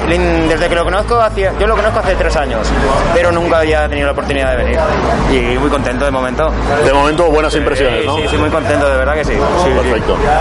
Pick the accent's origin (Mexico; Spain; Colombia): Spain; Mallorca, Balearic Islands; vengo de, vengo de Mallorca